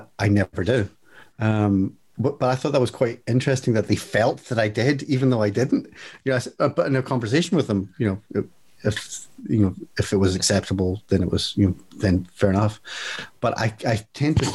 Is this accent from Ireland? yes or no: yes; Ireland; I'm Irish